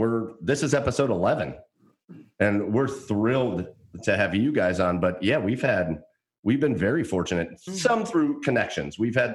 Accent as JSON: {"language": "English", "town": "Rocky River", "region": "Ohio", "country": "United States", "tie": "born or raised there", "said": "We're three white dudes. I grew up in Rocky River, Ohio. It's the whitest place on the planet. It is the whitest place. Literally, I think it's like listed as one of the least diverse suburbs on the planet."}